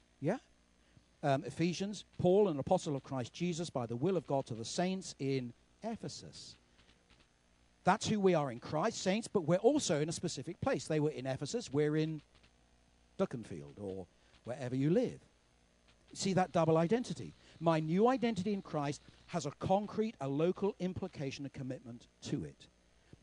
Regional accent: United Kingdom; We don't do that as British people

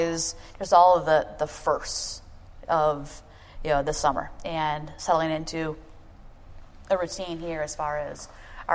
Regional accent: Detroit, Michigan, United States; moved away as an adult; now in Minneapolis, United States; I grew up in Detroit

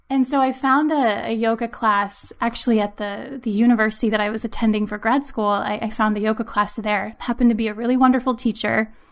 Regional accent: Maryland, United States; also born or lived in Pennsylvania; now in New England, United States; We're originally from Maryland and we moved from Pennsylvania.

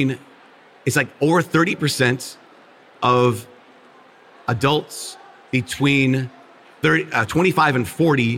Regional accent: Minnesota, United States; I'm from Minnesota, where it's one of the most irreligious states in the country.

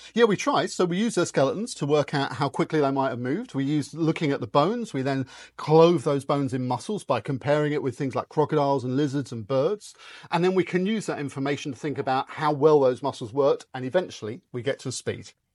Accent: United Kingdom; I grew up just outside London

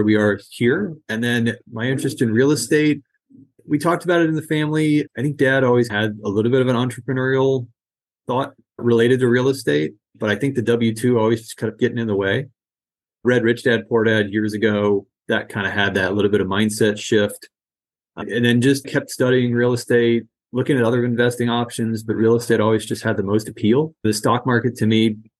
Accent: outside of Boston, Massachusetts, United States; now in Bay Area, California, United States; I grew up outside of Boston

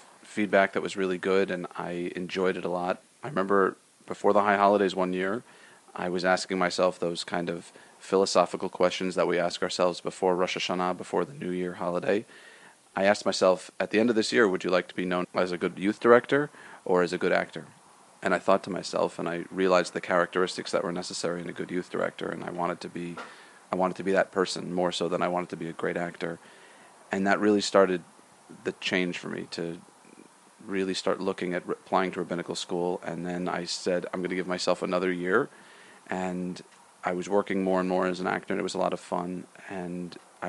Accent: Rochester, New York, United States; moved away as an adult; also born or lived in Boston, Massachusetts / Los Angeles, California; I grew up in Rochester, New York. I lived there until I was 18 years old.

